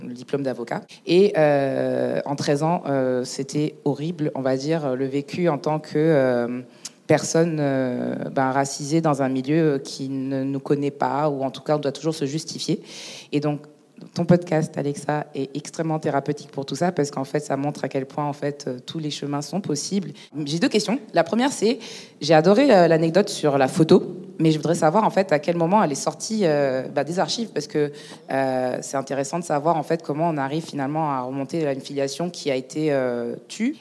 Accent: Niger; now in France; je suis née au Niger. J'étais naturalisée française en 2014

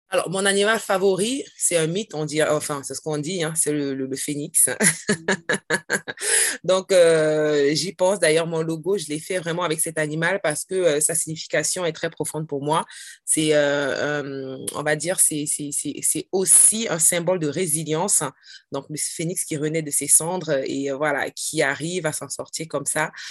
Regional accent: Cameroon; now in France; le Cameroun, c'est mon pays d'origine

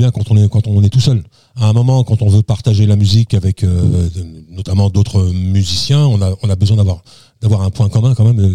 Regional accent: Toulouse, Occitania, France; Ouais, j'ai grandi à Toulouse.

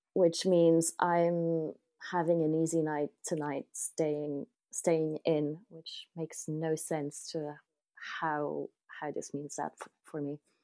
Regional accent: Paris, Île-de-France, France; now in Ireland; I, I came from Paris

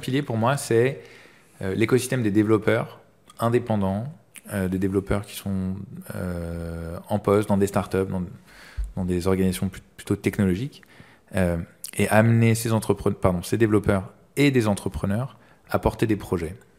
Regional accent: Paris, Île-de-France, France; j'ai grandi à Paris

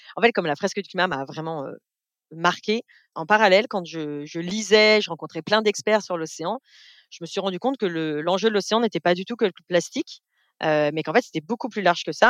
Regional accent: Beaujolais, Auvergne-Rhône-Alpes, France; j'ai vécu toute mon enfance dans le Beaujolais, donc autant dire loin de la mer, dans la région lyonnaise

